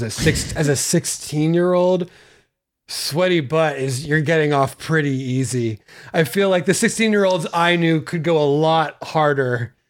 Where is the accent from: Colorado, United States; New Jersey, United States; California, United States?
California, United States; Santa Barbara; I'm from Santa Barbara, California.